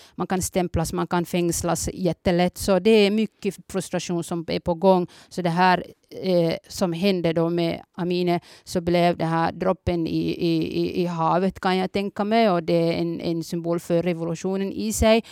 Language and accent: Swedish; Somalia; now in Finland; Jag är från början från Somalia